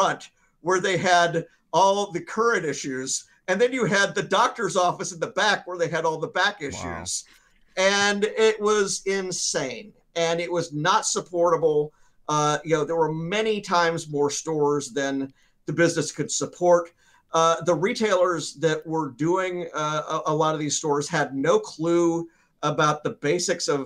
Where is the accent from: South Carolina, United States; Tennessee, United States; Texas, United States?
Tennessee, United States; Memphis; my hometown of Memphis